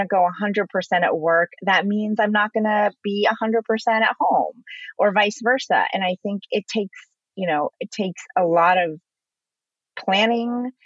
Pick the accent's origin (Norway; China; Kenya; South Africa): China; now in United States; I was born in China. I came to America